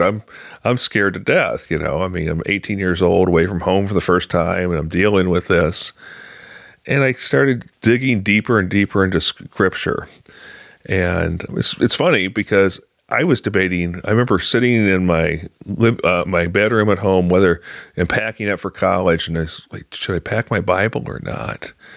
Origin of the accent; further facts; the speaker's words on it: Galesburg, Illinois, United States; now in Springfield, United States; my hometown of Galesburg. Uh, I grew up on a farm